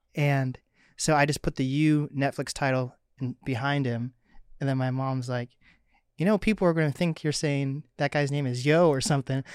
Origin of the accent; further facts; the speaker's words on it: Mercer Island, Washington, United States; I'm an East Side boy myself, Mercer Island.